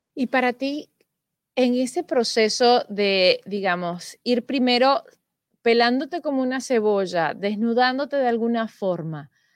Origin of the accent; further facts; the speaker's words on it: Venezuela; now in Spain; yo siendo venezolana